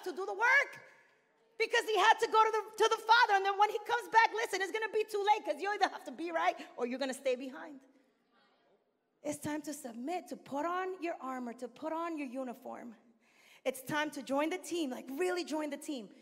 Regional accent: New York City, New York, United States; also born or lived in Dominican Republic; I was born in Brooklyn, New York, Northeast

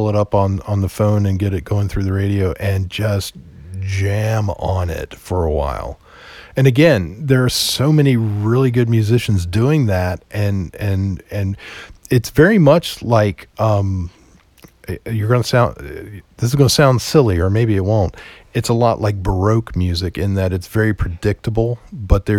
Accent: Roanoke, Virginia, United States; my hometown.

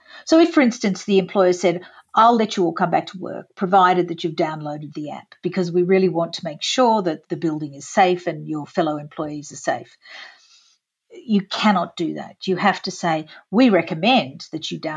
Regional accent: Australia

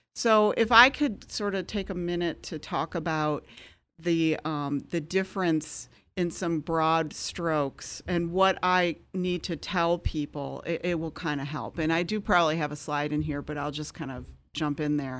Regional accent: Michigan, United States; moved away as an adult; also born or lived in San Francisco / Chicago; I'm from Michigan

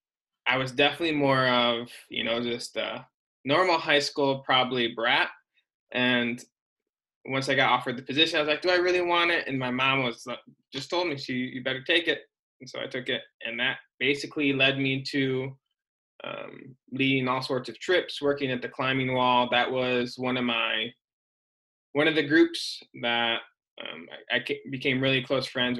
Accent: Michigan, United States; moved away as an adult; also born or lived in Ohio / Portland / Salt Lake City / Illinois; now in Sacramento, United States; I'm originally from Michigan

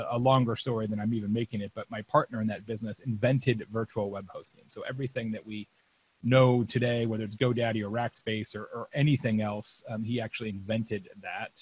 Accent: Lake Havasu City, Arizona, United States; I grew up in Lake Havasu City, Arizona

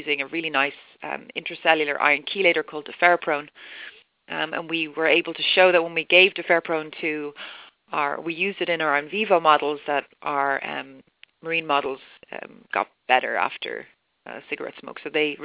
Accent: Ireland; moved away as an adult; also born or lived in Dublin; I'm Irish.

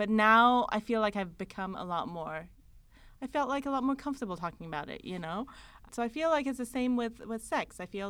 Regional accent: Iran; moved away; I grew up in Iran.

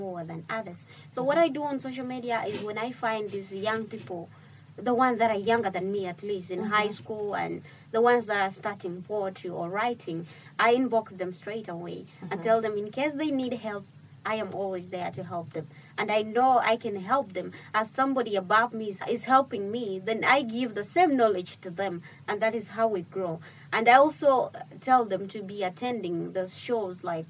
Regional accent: South Sudan; first language Dinka; English is a second language; my fellow poets, my fellow writers from South Sudan and wherever in Africa

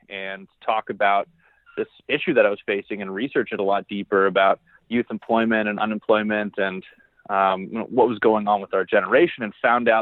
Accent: Barrie, Ontario, Canada; I actually grew up in Barrie, Ontario, Canada

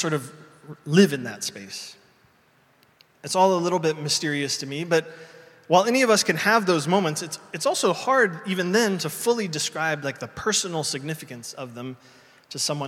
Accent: Indiana, United States; moved away; a street in my hometown in Indiana

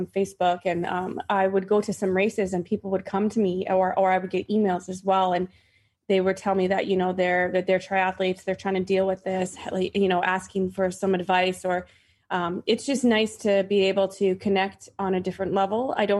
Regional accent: Canada; now in Massachusetts, United States; So I'm not from Massachusetts, and that's where I live. I mean, I obviously grew up in Canada, and I lived and played in the woods my entire life.

